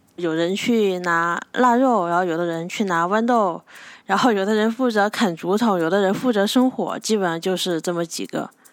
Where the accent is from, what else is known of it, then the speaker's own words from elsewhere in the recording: Hechuan, Chongqing, China; 我的家乡在重庆河川。呃，我的家就在重庆河川的城区